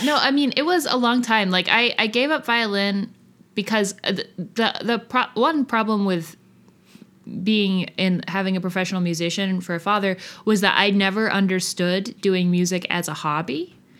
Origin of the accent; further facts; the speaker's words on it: outside of Boston, Massachusetts, United States; also born or lived in South Union, Kentucky, United States; when I was six, we moved to outside of Boston